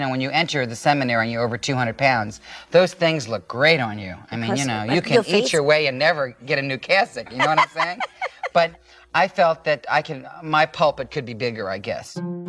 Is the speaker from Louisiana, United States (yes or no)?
yes; New Orleans, Louisiana, United States; When I was growing up in New Orleans, Louisiana.